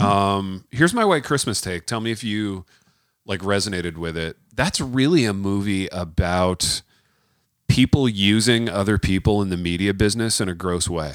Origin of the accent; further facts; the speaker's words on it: United States; being an American